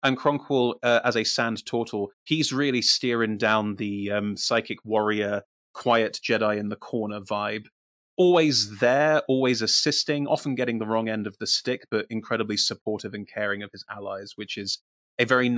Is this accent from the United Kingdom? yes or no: yes; United Kingdom; I am the Brit. I am the resident Brit.